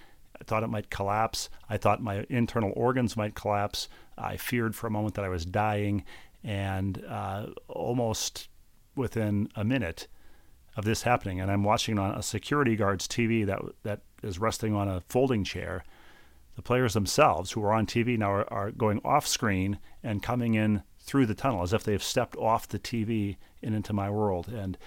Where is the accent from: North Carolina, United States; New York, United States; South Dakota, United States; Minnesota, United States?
Minnesota, United States; Bloomington; Well, I'm a lifelong Minnesotan. I grew up in Bloomington, Minnesota. I worked at Vikings games as a kid.